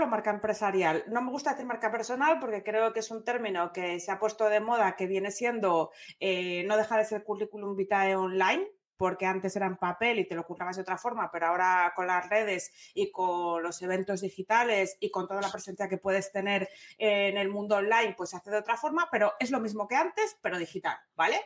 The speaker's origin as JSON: {"language": "Spanish", "town": "Gijón", "region": "Asturias", "country": "Spain", "tie": "born or raised there", "moved": "yes", "said": "Nací en Gijón"}